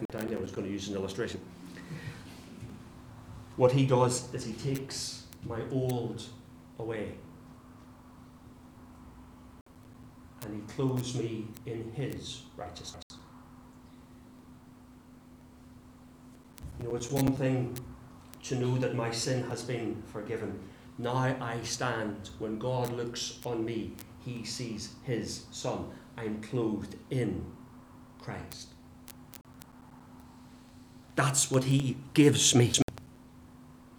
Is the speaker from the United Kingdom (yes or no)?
yes; England, United Kingdom; we're English